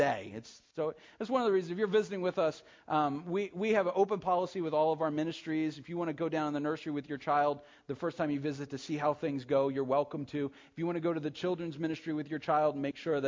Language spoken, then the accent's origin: English; United States; we're American Christians